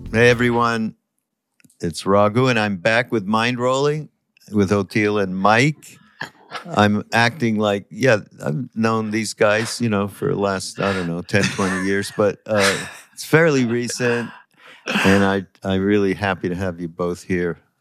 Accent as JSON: {"language": "English", "country": "Canada", "said": "I'm from Canada"}